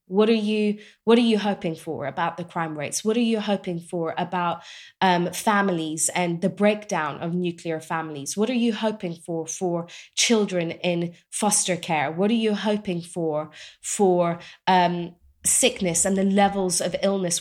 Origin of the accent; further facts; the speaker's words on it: England, United Kingdom; I grew up in England, so I know this well, you know, British culture